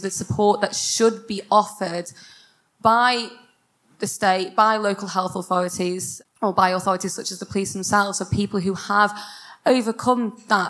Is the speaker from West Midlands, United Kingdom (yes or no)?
yes; Stoke-on-Trent, West Midlands, United Kingdom; I'm a student at Keele University and I'm from Stoke